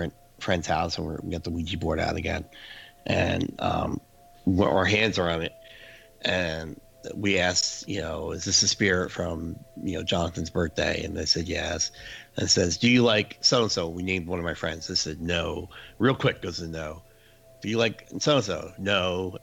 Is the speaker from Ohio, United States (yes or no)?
no; New Jersey, United States; I grew up in New Jersey